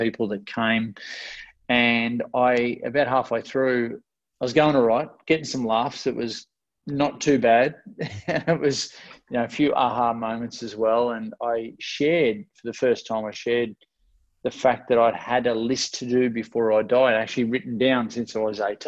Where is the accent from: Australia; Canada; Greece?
Australia; Ocean Grove, Victoria; also born or lived in Melbourne; I grew up in Ocean Grove, which is where I came back to after living in Melbourne, about an hour and a half out of Melbourne